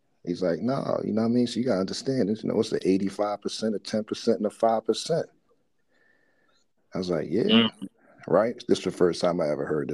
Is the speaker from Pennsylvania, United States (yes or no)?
yes; Philadelphia, Pennsylvania, United States; we grew up right around the John Coltrane house